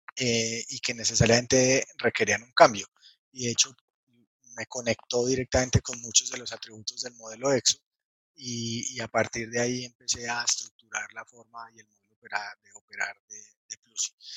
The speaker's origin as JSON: {"language": "Spanish", "town": "Manizales", "region": "Caldas", "country": "Colombia", "tie": "born or raised there", "said": "de Colombia, nací en una ciudad pequeña de Colombia que se llama Manizales"}